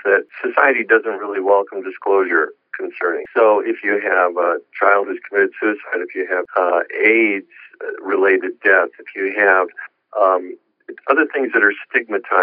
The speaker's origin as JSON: {"language": "English", "town": "Joliet", "region": "Illinois", "country": "United States", "tie": "born or raised there", "moved": "yes", "said": "I was lecturing in Illinois in my hometown. You know, hometown boy makes it good"}